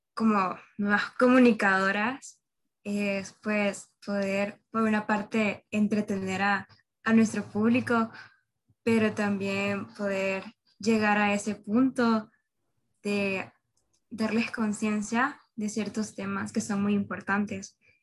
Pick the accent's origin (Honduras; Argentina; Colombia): Honduras; soy hondureña